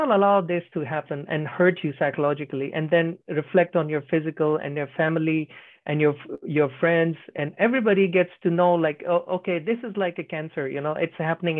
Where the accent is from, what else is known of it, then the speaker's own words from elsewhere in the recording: India; now in Finland; Right now I'm in Finland. I'm from India